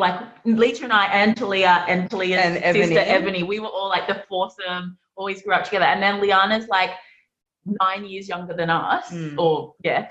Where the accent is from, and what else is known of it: Camden, New South Wales, Australia; born or raised there